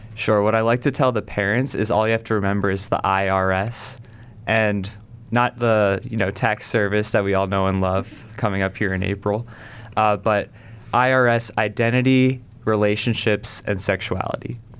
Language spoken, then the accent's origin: English; South Carolina, United States; now in Cleveland, United States; I'm originally from South Carolina.